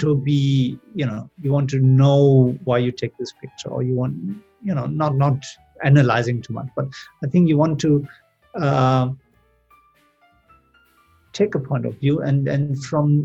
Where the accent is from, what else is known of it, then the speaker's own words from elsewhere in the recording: Germany; moved away as an adult; also born or lived in Seville, Spain / London; I grew up in Germany